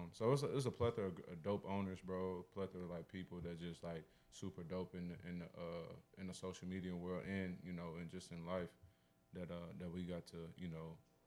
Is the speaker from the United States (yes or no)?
yes; Indianapolis, Indiana, United States; I'm from the crib. I'm from Indianapolis